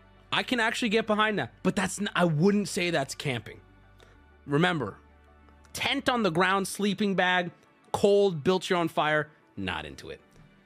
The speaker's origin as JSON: {"language": "English", "region": "West Virginia", "country": "United States", "tie": "born or raised there", "said": "I grew up in West Virginia, and my family is full of avid campers."}